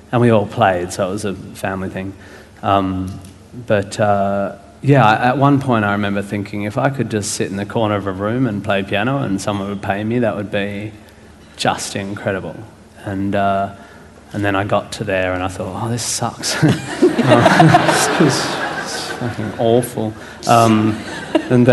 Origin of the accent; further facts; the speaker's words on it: Perth, Western Australia, Australia; moved away as an adult; also born or lived in Melbourne, Australia / Fremantle, Australia; growing up in Perth and then living in Melbourne